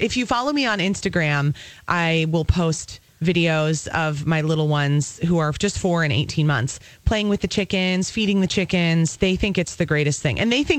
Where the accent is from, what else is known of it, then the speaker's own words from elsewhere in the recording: Apple Valley, Minnesota, United States; I grew up in the suburbs. I grew up in Apple Valley.